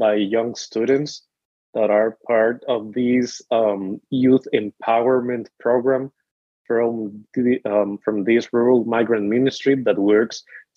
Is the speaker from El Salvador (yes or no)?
yes; El Salvador; moved away as an adult; now in United States; I'm from El Salvador